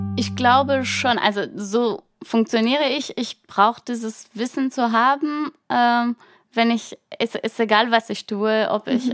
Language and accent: German; Brittany, France; German is a second language; moved away as an adult; now in Germany; Ich komme aus der Bretagne, ähm, und lebe in Deutschland seit, ähm, bald neun Jahren